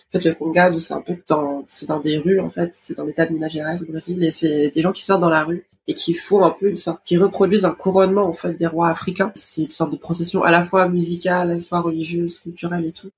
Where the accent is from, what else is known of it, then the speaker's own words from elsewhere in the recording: France; je suis née à, en France, mais dans une famille brésilienne, enfin, toute ma famille est brésilienne.